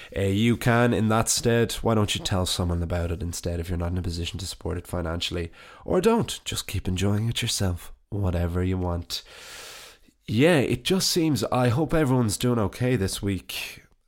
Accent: Wicklow, County Wicklow, Ireland; moved away as an adult; now in Dublin, Ireland; my hometown

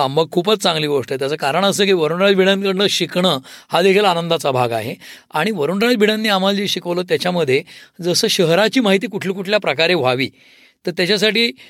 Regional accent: Pune, Maharashtra, India; also born or lived in Delhi; मी पुणेकर असल्यामुळे

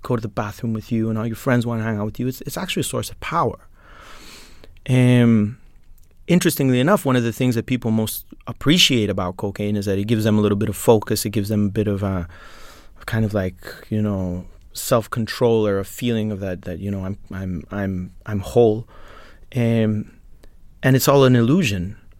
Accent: Colombia; now in Lithuania; I'm from Colombia.

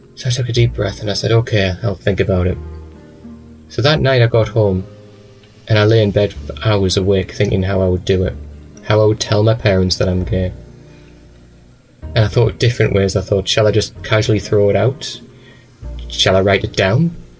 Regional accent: Newcastle upon Tyne, North East England, United Kingdom; also born or lived in Manchester; I'm from a place called Newcastle

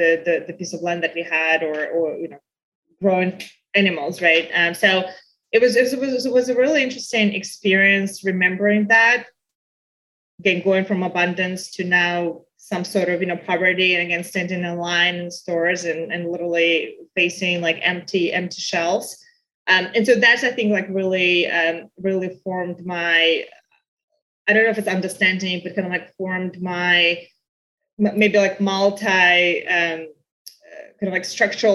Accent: Belarus; now in United States; growing up in Belarus

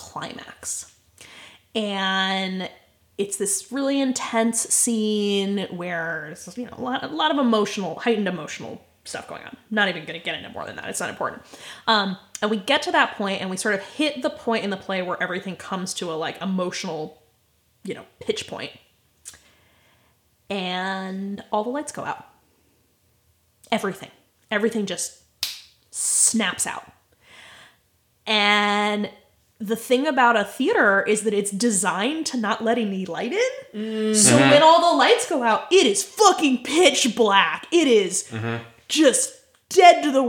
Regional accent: United States; I am an American

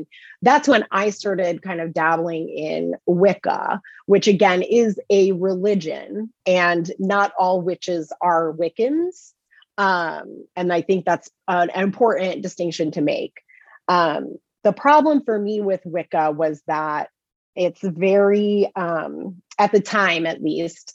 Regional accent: Chicagoland suburbs, Illinois, United States; moved away as an adult; also born or lived in Boston; now in Salem, United States; I am from the Midwest originally. I grew up in the Chicagoland suburbs, and I moved out to Salem 12 years ago

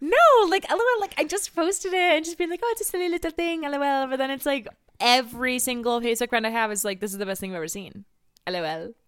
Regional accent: California, United States; also born or lived in Salt Lake City, Utah; growing up in California

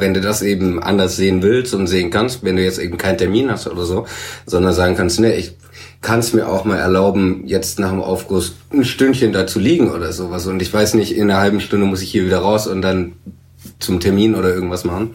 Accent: Swabia, Baden-Württemberg, Germany; der gebürtige Schwab

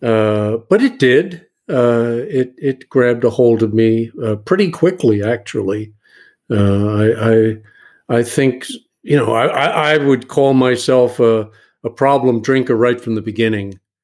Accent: New York City, New York, United States; now in Buda, TX, United States; I'm from New York City, uh, originally

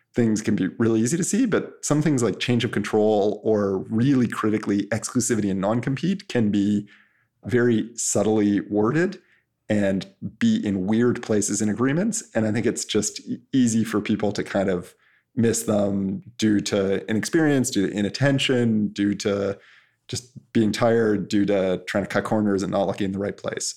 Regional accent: Canada; I'm Canadian

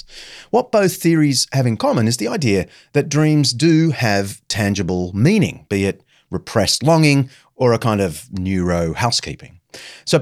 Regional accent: Sydney, New South Wales, Australia; my hometown of Sydney

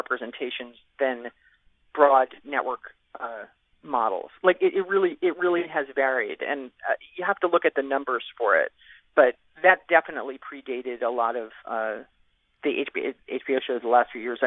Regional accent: Scarsdale, New York, United States; I'm from Scarsdale.

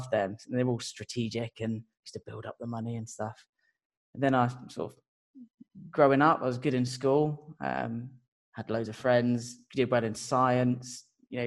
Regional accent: Portsmouth, South East England, United Kingdom; I'm from a place called Portsmouth

